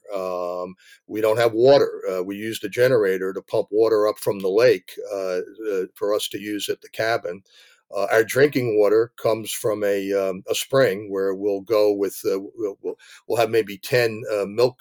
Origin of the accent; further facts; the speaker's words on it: New Jersey, United States; moved away as an adult; also born or lived in Bronx, New York; now in Maine, United States; they moved over the Hudson River into New Jersey, which is suburbia, and that's really where I grew up.